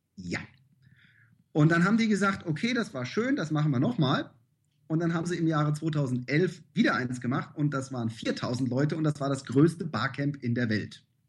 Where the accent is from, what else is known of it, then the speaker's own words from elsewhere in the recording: Königstein im Taunus, Hesse, Germany; moved away as an adult; also born or lived in Frankfurt / Phnom Penh / Saigon; now in Laos; ich komme aus Königstein im Taunus.